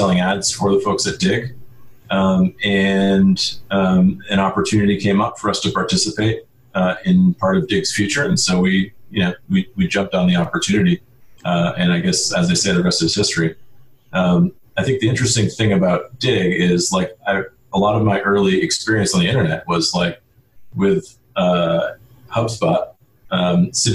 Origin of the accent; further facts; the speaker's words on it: Kennebunkport, Maine, United States; I grew up in a small town called Cape Porpoise, Maine, which most people know as Kennebunkport